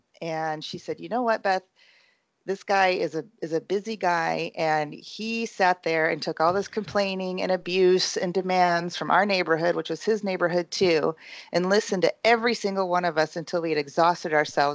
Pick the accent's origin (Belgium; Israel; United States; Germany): United States; South Bend, Indiana; moved away as an adult; most of us who grew up in South Bend, Indiana